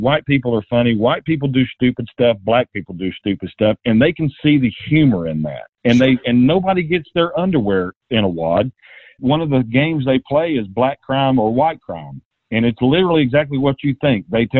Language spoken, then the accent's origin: English; Knoxville, Tennessee, United States; also born or lived in Atlanta, Georgia; I was born in Atlanta, moved to Knoxville when I was about four, and stayed in Knoxville until I left for the Air Force and was gone about 5.5 years, and came back, and I've been here ever since.